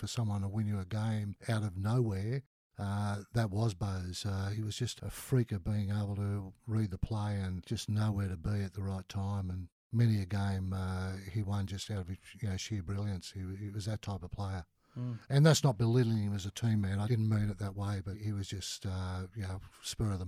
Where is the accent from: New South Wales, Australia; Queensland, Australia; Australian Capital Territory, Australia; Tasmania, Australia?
New South Wales, Australia; Sydney; My dad moved out here when I was two to Elanora Heights. So I grew up in Manly